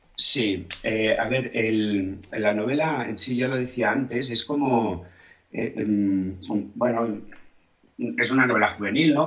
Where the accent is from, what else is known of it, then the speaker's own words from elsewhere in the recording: Blanes, Catalonia, Spain; mi pueblo